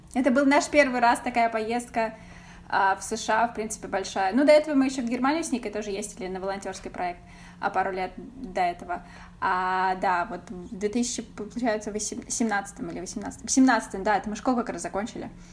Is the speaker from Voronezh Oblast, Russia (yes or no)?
yes; Voronezh, Voronezh Oblast, Russia; moved away as an adult; now in United States; Мы из Воронежа